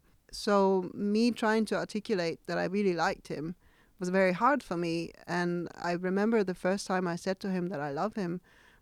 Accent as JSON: {"language": "English", "country": "Denmark", "moved": "yes", "lives_now": "Indonesia", "said": "from Denmark."}